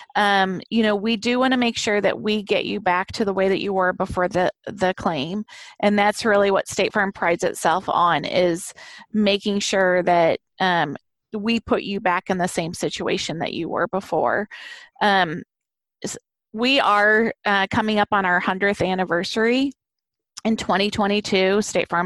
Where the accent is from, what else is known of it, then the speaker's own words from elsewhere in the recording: Arnold, Missouri, United States; also born or lived in South County (St. Louis County), Missouri; I was born and raised in Jefferson County, just right across the river in Arnold there.